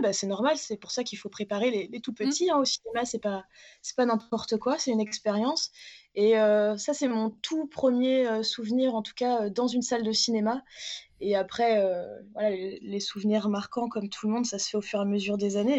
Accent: Châteauroux, Centre-Val de Loire, France; je viens de Châteauroux, il y a très belle salle euh, l'Apollo à Châteauroux, et du coup, mon école maternelle, en tout cas, nous emmenait beaucoup voir des films là-bas

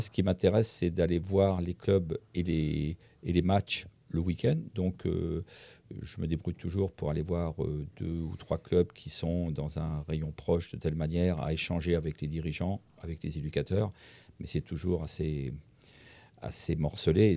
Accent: Centre-Val de Loire, France; je suis originaire d'un petit village d'Indre-et-Loire

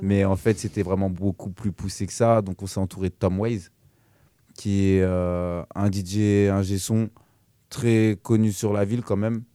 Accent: Évry, Île-de-France, France; moved away; de base, je suis originaire d'Evry, 91, et puis je me suis retrouvé dans la région

